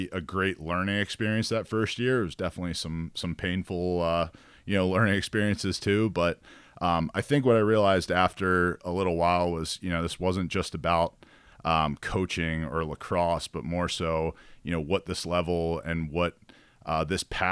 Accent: Baltimore, Maryland, United States; I was from Baltimore

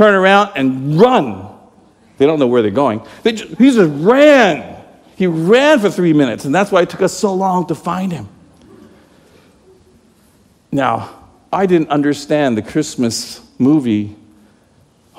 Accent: Toronto, Ontario, Canada; now in United States; I'm Canadian, eh? I was born in Toronto

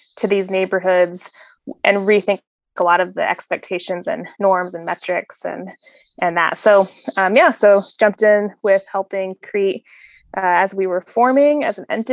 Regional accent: Phoenix, Arizona, United States; I was, born and raised in Phoenix, Arizona.

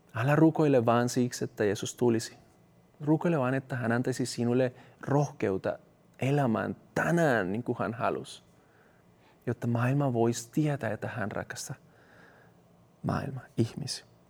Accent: Colombia; Finnish is a second language; now in Finland; mun kotimaassa Kolumbiassa

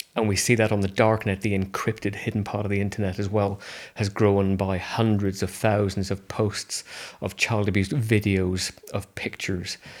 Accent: Belfast, Northern Ireland, United Kingdom; moved away; I grew up in Northern Ireland in Belfast

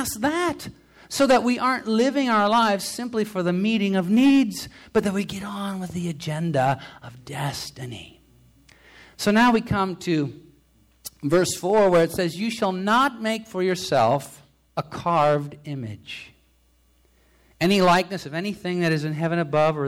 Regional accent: United States; I'm an American

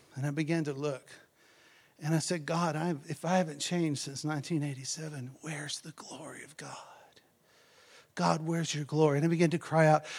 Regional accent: Texas, United States; now in South Africa; I lived out in the country, y'all know in um, Texas

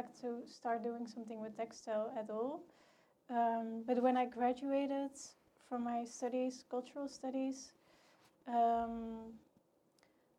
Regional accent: Tilburg, North Brabant, Netherlands; I'm from Tilburg, which is the textile city.

